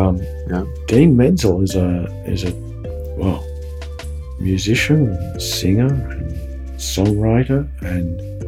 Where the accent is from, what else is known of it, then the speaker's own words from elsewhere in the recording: Melbourne, Victoria, Australia; moved away; And today we're going to go back to my hometown of Melbourne, Australia.